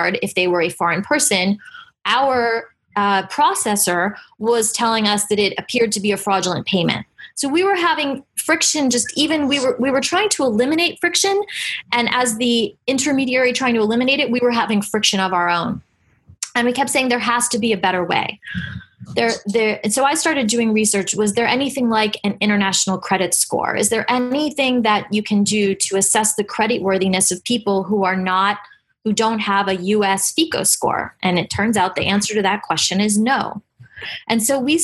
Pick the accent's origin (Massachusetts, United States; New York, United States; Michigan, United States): New York, United States; New York City; We're all from New York City